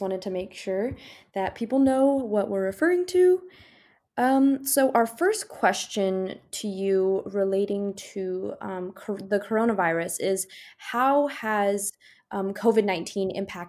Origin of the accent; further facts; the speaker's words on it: Missouri, United States; my parents also own and work at a Chinese restaurant, and I'm from Missouri